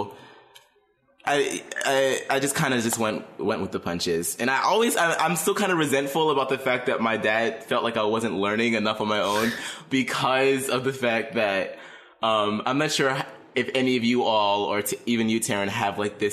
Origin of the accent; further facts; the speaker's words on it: Pittsburgh, Pennsylvania, United States; born and raised in Pittsburgh